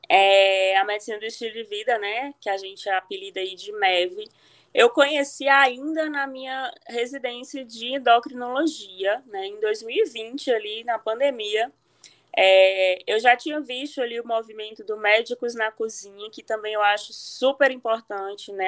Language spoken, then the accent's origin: Portuguese; Cariri, Ceará, Brazil; accent: Ceará; foi lá que eu fiz medicina na minha terra aqui no Cariri, na UFC de Barbalha.